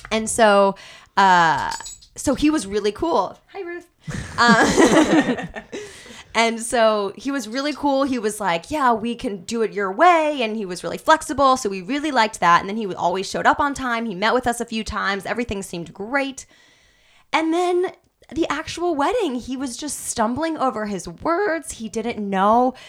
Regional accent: Kansas City, United States; now in Los Angeles, United States; I'm from Kansas City

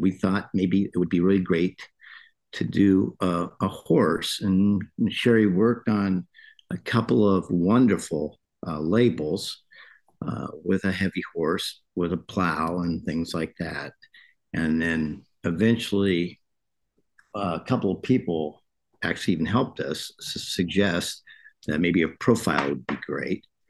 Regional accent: California, United States; now in Kentucky, United States; I was born in California

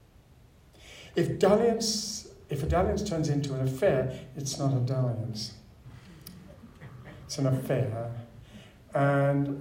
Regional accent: Sydney, New South Wales, Australia; I was brought up in Lane Cove.

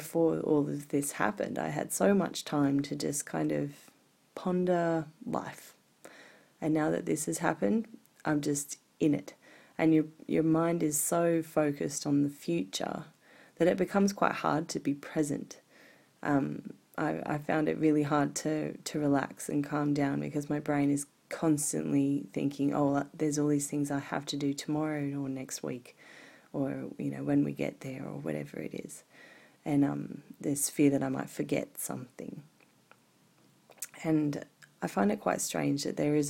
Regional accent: Sydney, New South Wales, Australia; moved away as an adult; also born or lived in Japan / Glastonbury, United Kingdom; now in Blue Mountains, Australia; We're moving away from the Northern Beaches here in Sydney, where I grew up, and I've lived almost all of my life.

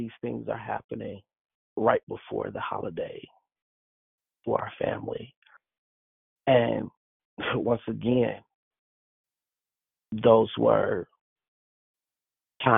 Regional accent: Chicago, Illinois, United States; moved away; also born or lived in Canada; Chicago, which is my hometown

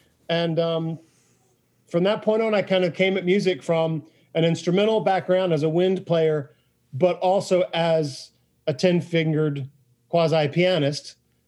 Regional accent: DeFuniak Springs, Florida, United States; born or raised there

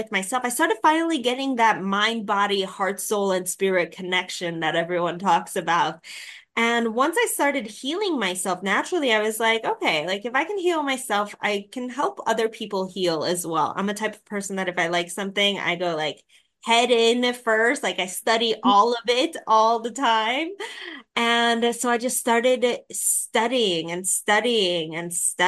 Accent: Chicago, Illinois, United States; moved away as an adult; also born or lived in Thailand; I'm from Chicago, next door to Tanya

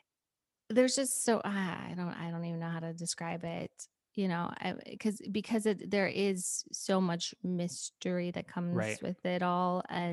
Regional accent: Park City, Utah, United States; No. I'm not saying they don't exist, but Park City, I mean, I don't know.

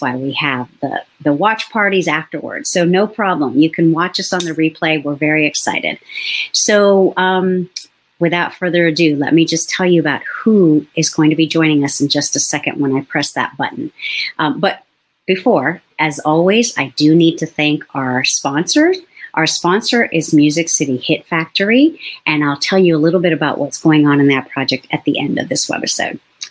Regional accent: South San Francisco, California, United States; my parents bought a house when I was 4 in South City. So I lived there for 35 years.

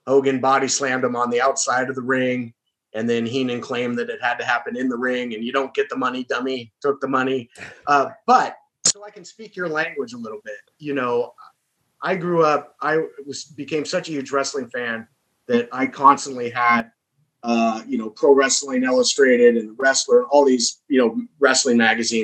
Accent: Southern California, United States; I'm from Southern California originally.

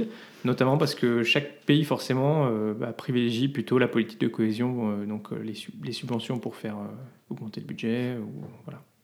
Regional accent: France; now in Belgium; on est français

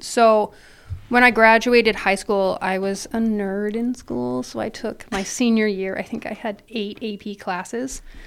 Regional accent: Ontario, Canada; moved away as an adult; also born or lived in Toronto area, Ontario / Thunder Bay, Ontario / England; now in United States; I am Canadian, born and raised

